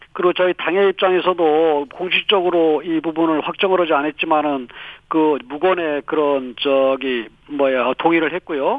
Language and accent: Korean; Chungcheong, South Korea; 지가 또 충청권 출신이 아니겠습니까